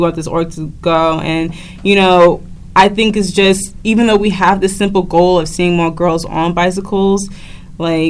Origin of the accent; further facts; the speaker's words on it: Newark, New Jersey, United States; we're from Newark, right? Like, I love my city. I have it. I even have 973 tatted